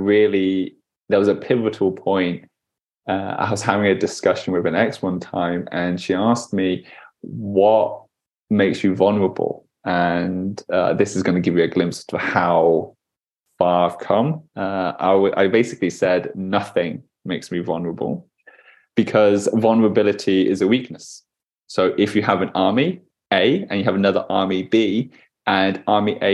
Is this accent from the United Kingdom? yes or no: yes; United Kingdom; Being a British man growing up in the UK in a predominantly very white kind of town, very white kind of school